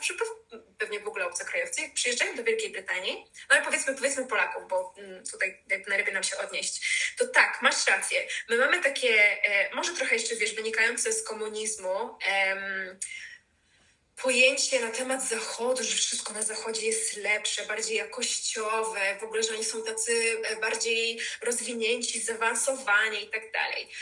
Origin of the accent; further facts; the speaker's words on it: Poland; moved away as an adult; now in London, United Kingdom; się urodziliśmy w tak Polsce